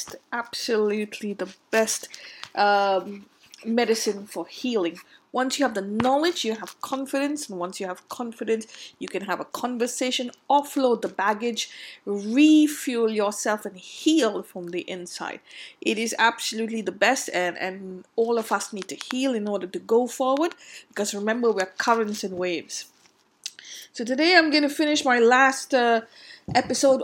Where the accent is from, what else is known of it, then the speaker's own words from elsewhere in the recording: India; growing up in India